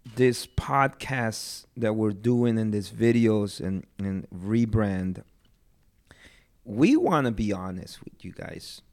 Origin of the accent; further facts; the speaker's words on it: Guatemala; now in United States; I'm from Guatemala.